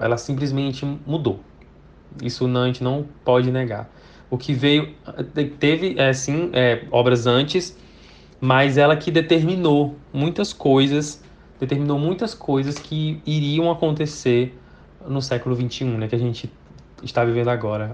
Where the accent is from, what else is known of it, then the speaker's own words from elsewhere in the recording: Brazil; first language Portuguese; eu sou brasileiro, falo português, tenho a língua portuguesa como minha, minha língua principal